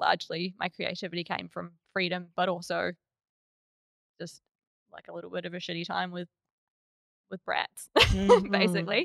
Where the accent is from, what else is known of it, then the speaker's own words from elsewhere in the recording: Rotorua, Bay of Plenty, New Zealand; I grew up in Rotorua in New Zealand, and I lived kind of next to a farm